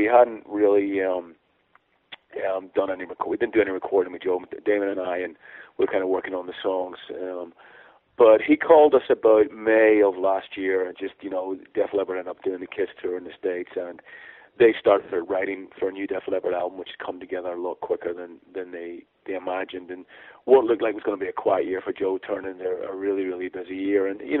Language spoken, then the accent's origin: English; Ireland; obviously being Irish